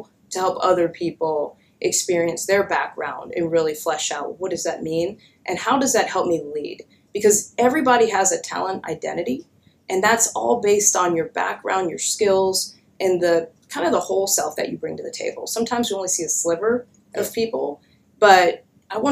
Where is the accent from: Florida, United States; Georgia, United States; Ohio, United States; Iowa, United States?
Georgia, United States; growing up in Georgia in the 80s